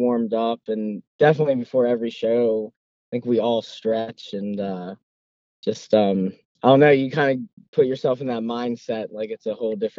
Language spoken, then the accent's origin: English; Pittsburgh, Pennsylvania, United States; I'm actually from Pittsburgh